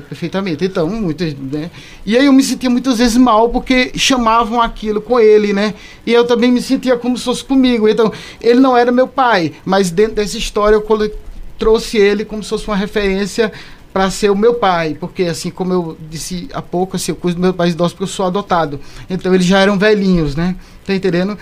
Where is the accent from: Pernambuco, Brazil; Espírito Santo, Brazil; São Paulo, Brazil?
Pernambuco, Brazil; Caruaru; eu sou daqui de Caruaru